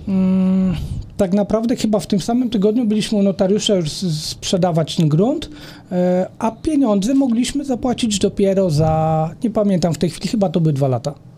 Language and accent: Polish; Sieradz, Łódź Voivodeship, Poland; w mieście, w gminie Sierad, skąd, skąd jestem